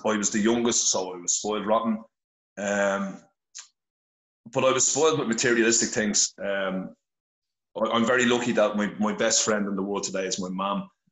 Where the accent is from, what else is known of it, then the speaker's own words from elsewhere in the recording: Dublin, Leinster, Ireland; I'm originally from Finglas, Dublin